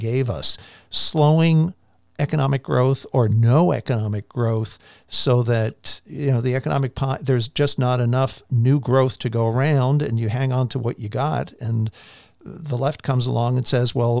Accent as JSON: {"language": "English", "country": "United States", "also_born_or_lived": "Chile / Mexico", "said": "I lived in Chile, I lived in Mexico, and of course, I'm an American"}